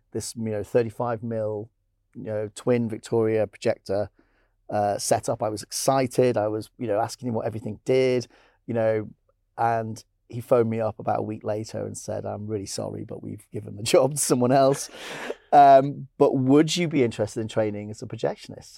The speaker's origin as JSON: {"language": "English", "town": "Blackpool", "region": "North West England", "country": "United Kingdom", "tie": "born or raised there", "said": "I grew up in Blackpool"}